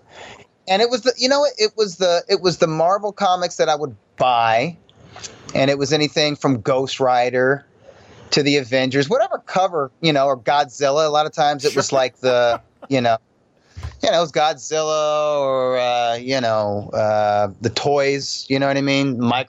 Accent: Columbus, Ohio, United States; also born or lived in Springfield, Missouri; No, actually, so the 70s was in Columbus, Ohio.

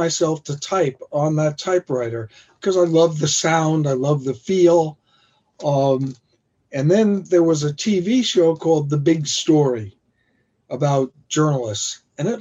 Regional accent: Long Island, New York, United States; now in New York City, United States; when I was growing up on Long Island

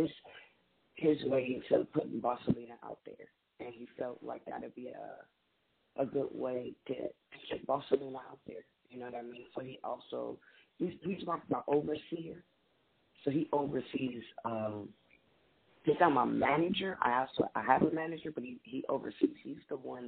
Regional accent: Compton, California, United States; moved away as an adult; now in Texas, United States; We actually grew up in Compton. I'm not from LA. I'm more from Compton

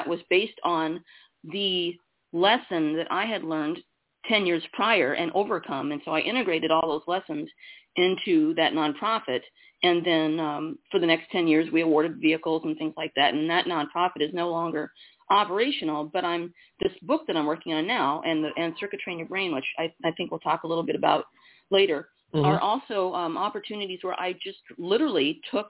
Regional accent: Iowa, United States; I was born in Iowa, single mom, worked in newspapers

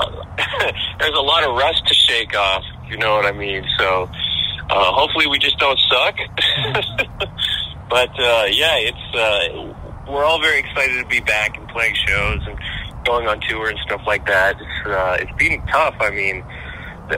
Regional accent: Edmonton, Alberta, Canada; we're from Edmonton

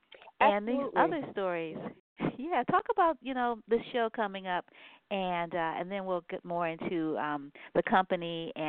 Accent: New Orleans, Louisiana, United States; moved away; so you can give a shout out to my hometown

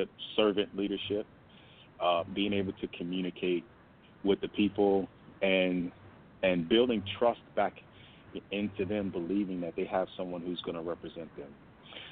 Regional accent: Chicago, Illinois, United States; moved away as an adult; now in Texas, United States; I'm originally from Chicago, south side of Chicago, born and raised.

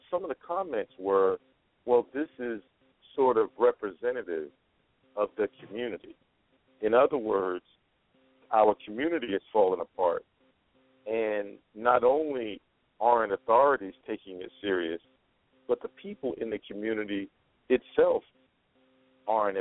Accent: New York, United States; accent: New York; now in Las Vegas, United States; my New York accent

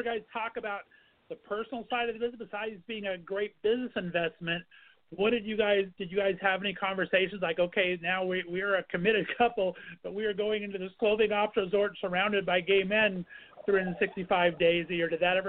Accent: Ontario, California, United States; moved away as an adult; also born or lived in Northeast Ohio; now in Ohio, United States; I'm actually in Northeast Ohio right now. I've been banished for the last 15 years, but I grew up in Southern California near Ontario.

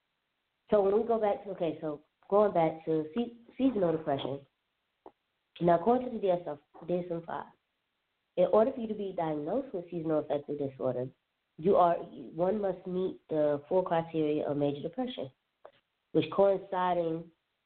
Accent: Alabama, Florida, the South, United States; moved away as an adult; also born or lived in Southern California; now in Washington, D.C., United States; I grew up primarily in the South, Alabama, Florida

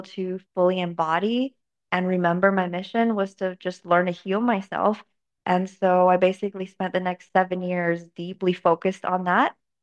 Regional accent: Canada; also born or lived in China; Moved to Canada in 2003 when I was 9, and grew up really normal

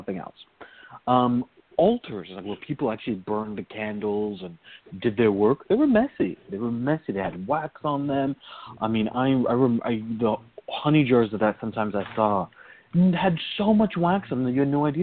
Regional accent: Virginia, United States; growing up in Virginia

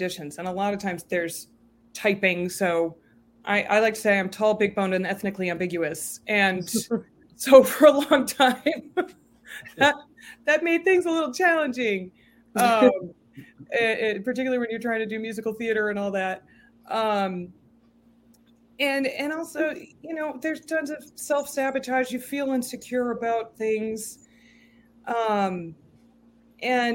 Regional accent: Concord, Massachusetts, United States; now in New York, United States; I grew up in Concord.

